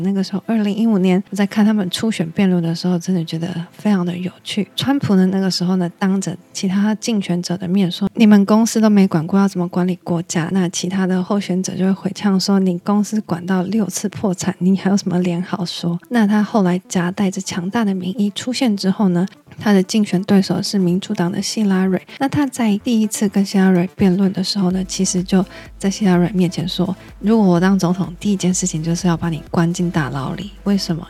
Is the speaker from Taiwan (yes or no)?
yes; Taiwan; 我们台湾人